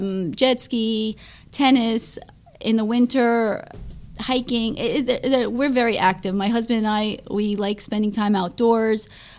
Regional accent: New Jersey, United States; accent: Jersey; also born or lived in Istanbul, Turkey; I was born in Istanbul, Turkey. I came here when I was 3 with my family, and I've been in New Jersey since.

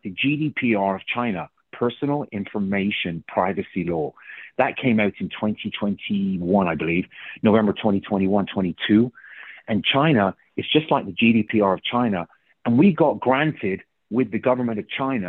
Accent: England, United Kingdom; first language English; moved away; I'm from England.

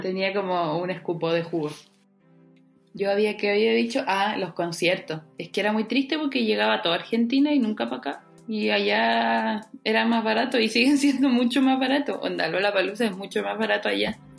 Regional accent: Chile

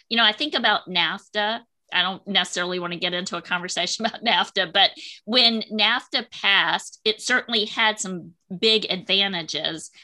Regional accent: Wilmington, North Carolina, United States; I'm a native of Wilmington, North Carolina, born and raised in North Carolina

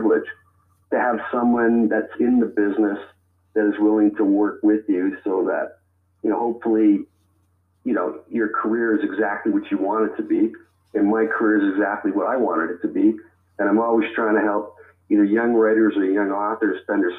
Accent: Toronto, Ontario, Canada; I was born in Toronto, in the north end of Toronto

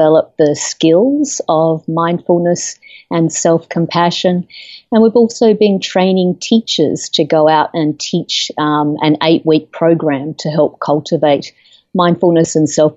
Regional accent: Australia; moved away as an adult; now in United States; I'm originally from Australia. I've lived in the United States for about 13 years

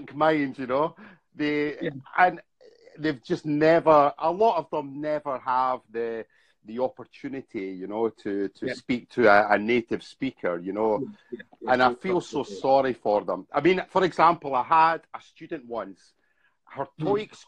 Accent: Scotland, United Kingdom; moved away as an adult; now in Bangkok, Thailand; I'm from Scotland, but I left Scotland about 15 years ago, and I've been traveling around the world, and I've spent the last 10 years in Thailand.

